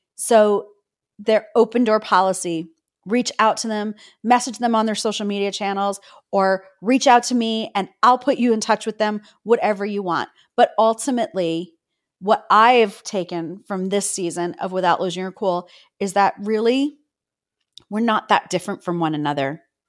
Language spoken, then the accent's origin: English; Toronto, Ontario, Canada; I'm a girl from Cabbage Town, a single mom.